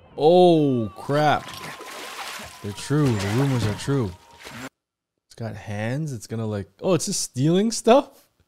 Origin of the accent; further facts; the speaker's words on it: Canada; I'm from Canada